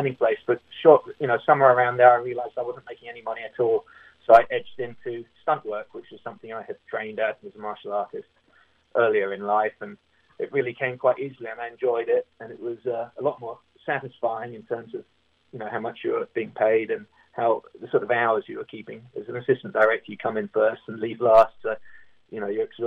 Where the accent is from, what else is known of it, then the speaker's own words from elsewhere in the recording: Berkshire, South East England, United Kingdom; moved away as an adult; also born or lived in Windsor; now in Los Angeles, United States; I grew up in a place called in a county called Berkshire